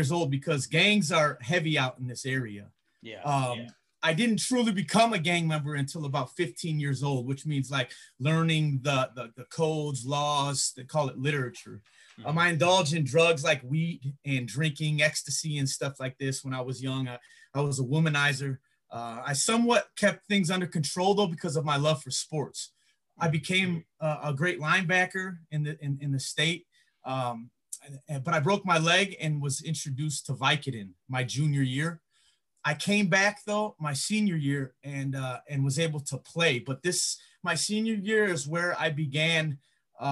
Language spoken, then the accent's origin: English; Griffith, Indiana, United States; also born or lived in East Chicago, Indiana / Hammond, Indiana / Gary, Indiana / Chicago, Illinois; lived all over Lake County, Indiana, Hammond, Gary, East Chicago, Highland.